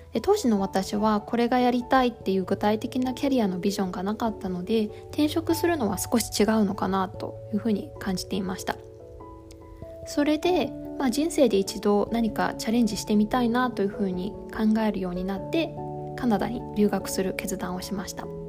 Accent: Fukuoka, Japan; moved away as an adult; now in Canada; 出身は福岡です

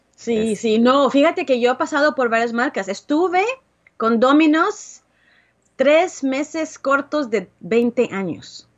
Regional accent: Guatemala; moved away; also born or lived in Dallas, Texas; Yo soy originalmente de Guatemala, pero vivía en Dallas, Texas.

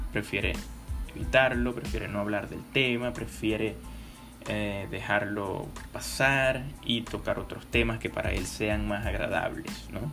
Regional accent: Venezuela; soy venezolano

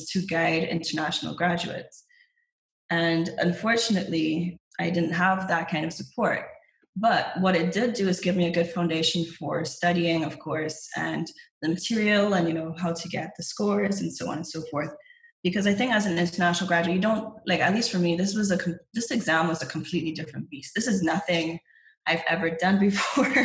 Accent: Barbados; moved away as an adult; also born or lived in England; I'm from Barbados. I was born in England, raised in Barbados.

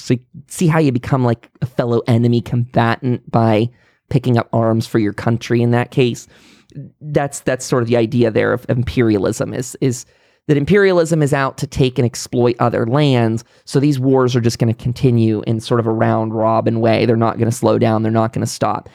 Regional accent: United States; as an American

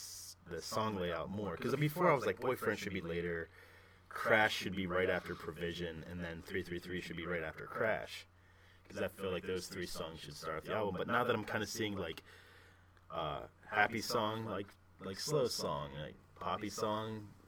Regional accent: Atlanta, Georgia, United States; The Donald Glover, my hometown Atlanta, baba.

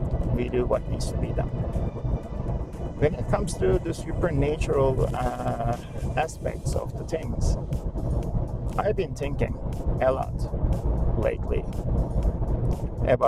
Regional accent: Canada; now in United States; I'm Canadian

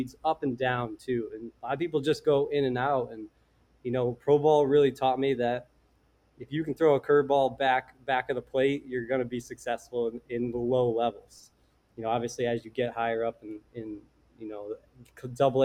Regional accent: Simsbury, Connecticut, United States; also born or lived in Vermont; I'm a kid from Connecticut, went to University of Vermont

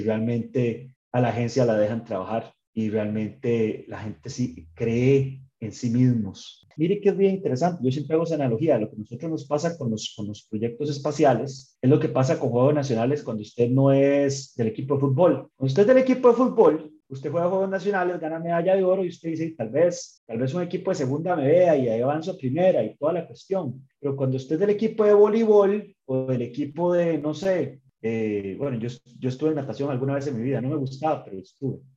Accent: Costa Rica; para nosotros como costarricenses

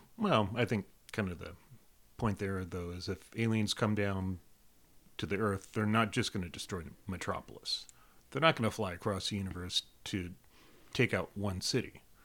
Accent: South Carolina, United States; I spent my teen years, um, in South Carolina, uh, middle school, junior high, high school, starting college, South Carolina

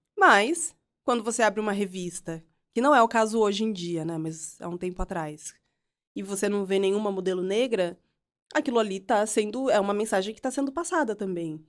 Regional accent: Piracicaba, São Paulo, Brazil; eu cresci em nasci e uhum. cresci em Piracicaba, na né, interior de São Paulo.

